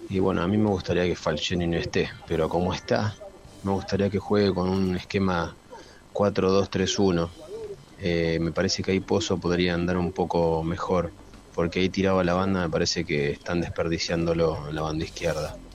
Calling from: Buenos Aires, Argentina; de Urquiza.

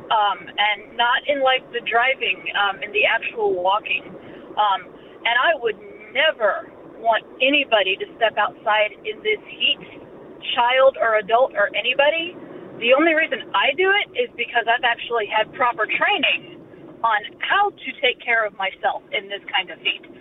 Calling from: Odessa, Missouri, United States; I'm from Odessa, Missouri.

